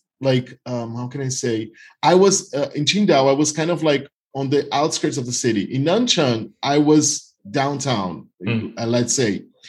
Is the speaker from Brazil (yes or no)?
yes; Northeast Region, Brazil; English is a second language; So I'm from the Northeast. It's 3 hours by plane to São Paulo, for example.